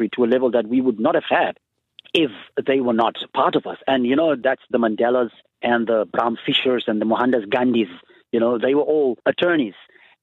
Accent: South Africa; growing up in South Africa, you know, I grew up under the apartheid system

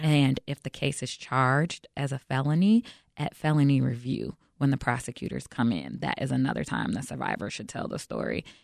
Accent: Chicago, Illinois, United States; I'm born and raised in Chicago

